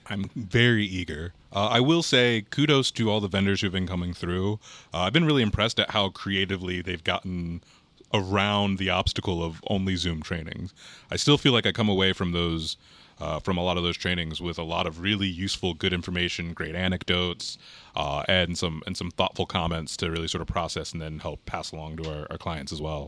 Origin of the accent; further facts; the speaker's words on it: Harrisonburg, Virginia, United States; also born or lived in Charlottesville, Virginia; I grew up in Harrisonburg, Virginia.